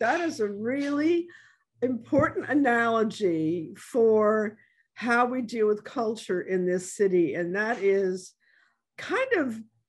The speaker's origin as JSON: {"language": "English", "town": "New York City", "region": "New York", "country": "United States", "moved": "as an adult", "lives_now": "New Orleans, United States", "said": "I'm coming from New York City, right? This is early 70s. I've been here for enough years to maybe be called a New Orleanian"}